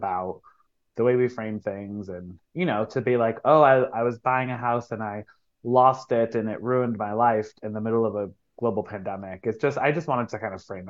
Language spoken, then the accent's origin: English; Waterbury, Connecticut, United States; moved away as an adult; now in Brooklyn, United States; I am born and raised a Connecticut girly